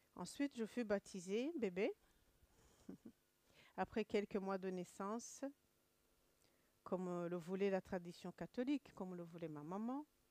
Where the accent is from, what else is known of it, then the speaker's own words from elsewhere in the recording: Kigali, Rwanda; moved away; je suis rwandaise, de Kigali